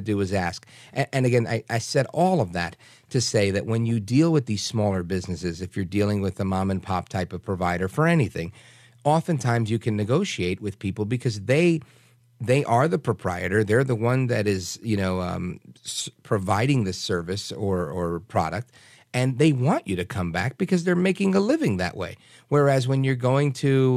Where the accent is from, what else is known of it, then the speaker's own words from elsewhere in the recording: New York City, New York, United States; moved away; the stuff I grew up going to in Brooklyn, New York